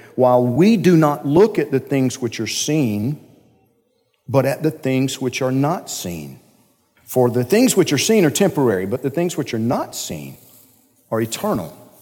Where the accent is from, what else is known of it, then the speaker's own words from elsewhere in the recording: Georgia, United States; I'm from Georgia